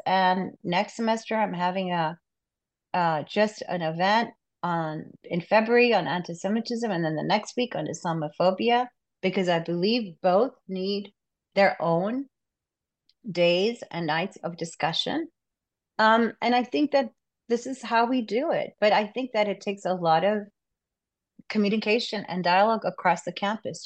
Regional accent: Pakistan; moved away; I'm originally from Pakistan

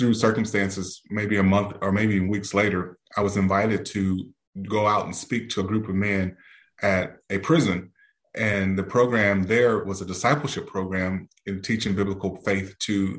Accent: Beaumont, Texas, United States; now in Houston, United States; grew up in Texas, in Southeast Texas, in a city southeast of Houston, Beaumont

